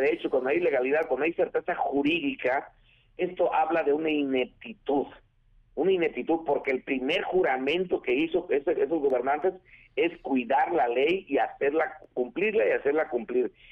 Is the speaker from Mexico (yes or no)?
yes; Mexico; Yo como mexicano